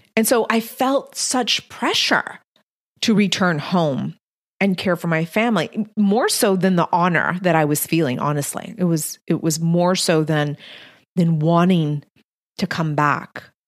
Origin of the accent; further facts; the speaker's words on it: Texas-Mexican border, United States; I'm Mexican-American, born and raised on the Texas-Mexican border